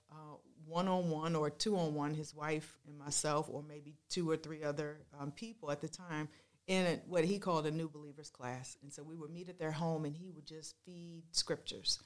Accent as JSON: {"language": "English", "town": "Washington", "region": "District of Columbia", "country": "United States", "tie": "born or raised there", "said": "I grew up in Washington, D C, in that area. That's where I was born"}